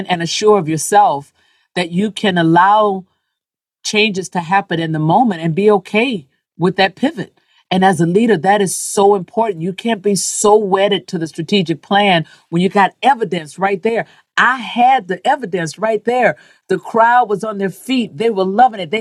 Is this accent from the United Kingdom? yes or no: no; the South, United States; as a Black woman growing up in the South